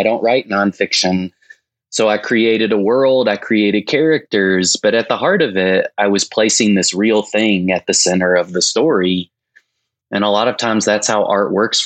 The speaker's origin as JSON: {"language": "English", "town": "Winchester", "region": "Tennessee", "country": "United States", "tie": "born or raised there", "said": "I grew up in a small rural town in the South, Winchester, Tennessee"}